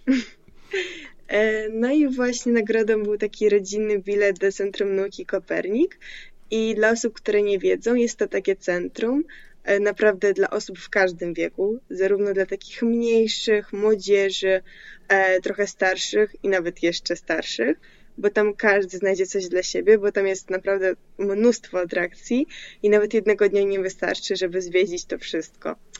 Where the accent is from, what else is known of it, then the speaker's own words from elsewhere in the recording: Poland; Polish is a second language; also born or lived in Crimea; jak się przeprowadziłam do Polski z Krymu, miałam, miałam wtedy 8 lat, to też pomimo tego, że nie znałam tego języka